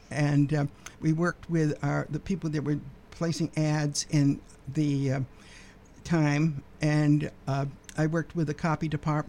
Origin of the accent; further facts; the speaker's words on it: Utica, New York, United States; moved away as an adult; also born or lived in Cambridge, Massachusetts / Somerville, Massachusetts; now in Belmont, United States; I grew up in Utica, New York, and actually I did some radio similar to this when I was in high school. And I went to college in Utica at the community college